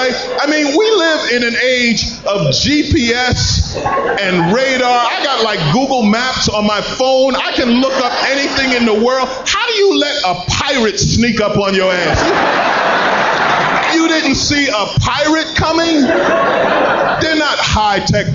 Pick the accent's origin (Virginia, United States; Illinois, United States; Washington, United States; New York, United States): New York, United States; New York City; I grew up in Queens